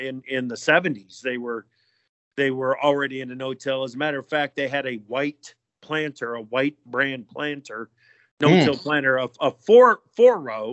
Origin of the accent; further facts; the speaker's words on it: Oxford Junction, Iowa, United States; Grew up in Eastern Iowa, Oxford Junction, Iowa. It's in Jones County